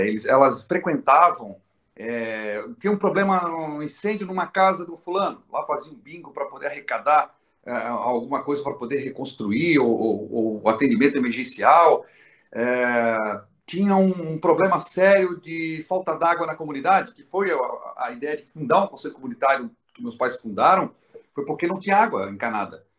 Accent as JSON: {"language": "Portuguese", "town": "Florianópolis", "region": "Santa Catarina", "country": "Brazil", "tie": "born or raised there", "said": "eu tive a honra de nascer nessa cidade linda"}